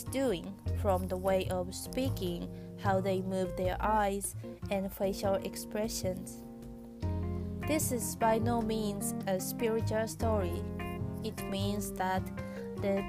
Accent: Japan; English is a second language; I am from Japan and I am speaking from my home in Japan.

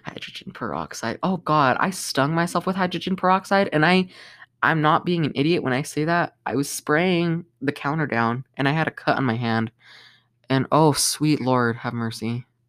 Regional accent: Colorado, United States; my home state of Colorado

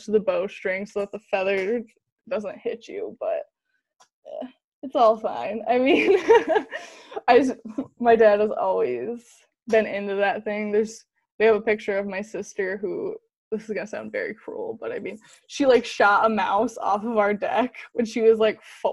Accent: Grant, Michigan, United States; also born or lived in Grand Rapids, Michigan; So I grew up in Grand Rapids, Michigan. Originally, when I was in the third grade, we moved to Grant, Michigan, which is a very small town

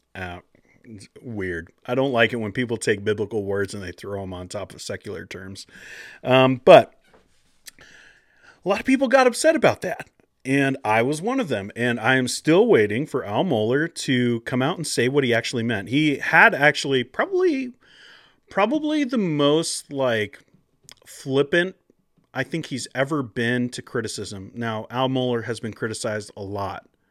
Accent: Pacific Northwest, United States; I grew up in the Pacific Northwest.

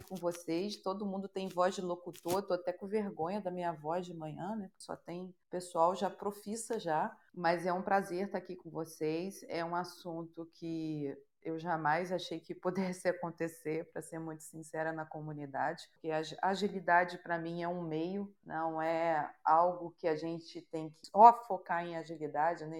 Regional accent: Rio de Janeiro, Brazil; sou carioca

